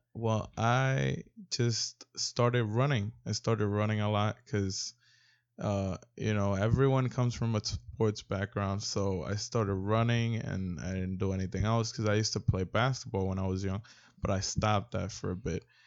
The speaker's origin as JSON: {"language": "English", "region": "New York", "country": "United States", "said": "I'm originally from New York"}